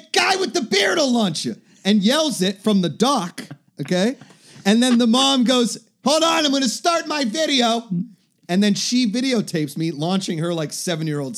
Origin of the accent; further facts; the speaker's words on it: Upper St. Clair, Pennsylvania, United States; I'm from Upper St. Clair, Pennsylvania